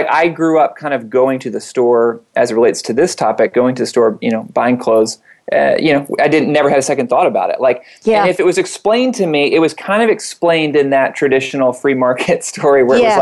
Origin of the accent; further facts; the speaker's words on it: Atlanta, Georgia, United States; I grew up in Atlanta, down the east, southeast